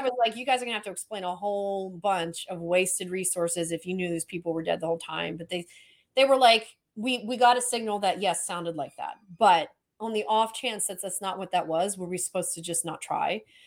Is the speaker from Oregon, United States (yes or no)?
no; Florida, United States; also born or lived in Maryland; I grew up in Florida